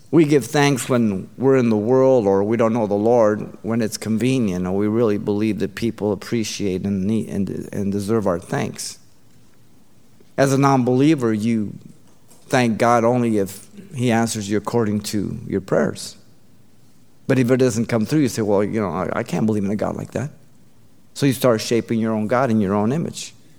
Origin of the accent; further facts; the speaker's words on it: Baldwin Park, California, United States; my brother and I, uh, we grew up in Baldwin Park